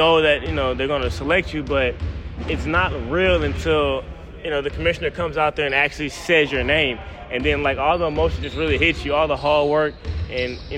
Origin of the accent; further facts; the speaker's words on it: Garland, Texas, United States; now in Philadelphia, United States; I grew up in Garland, Texas, which is right outside of Dallas